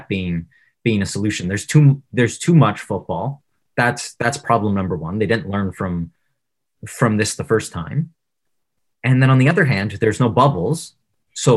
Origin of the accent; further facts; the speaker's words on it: Ontario, Canada; We're all from Ontario